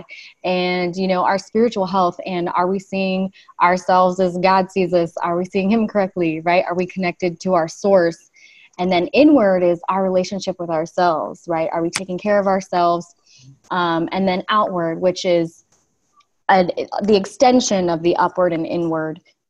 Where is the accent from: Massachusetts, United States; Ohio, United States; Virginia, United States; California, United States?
California, United States; Los Angeles; I'm actually a Los Angeles native.